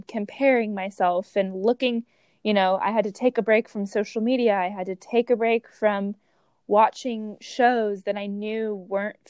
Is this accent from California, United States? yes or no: yes; Orange County, California, United States; moved away as an adult; now in San Diego, United States; growing up in Orange County, California